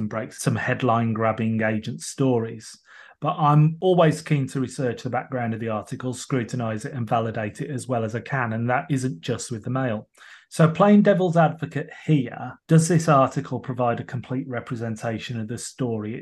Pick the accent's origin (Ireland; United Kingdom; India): United Kingdom; England; despite being English and residing in England